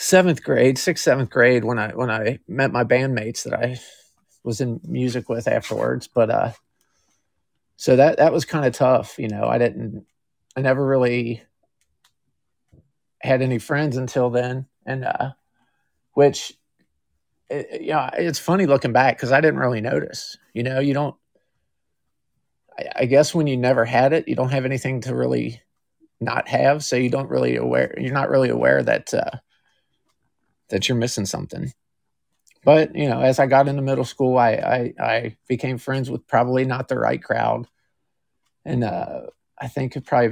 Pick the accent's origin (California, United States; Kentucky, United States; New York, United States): Kentucky, United States; I was born in Kentucky, lived here my whole life.